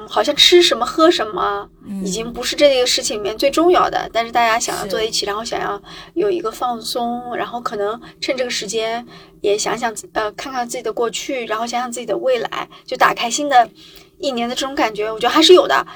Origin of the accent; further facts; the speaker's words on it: northern China, China; moved away as an adult; 我是北方人嘛，那我在南方生活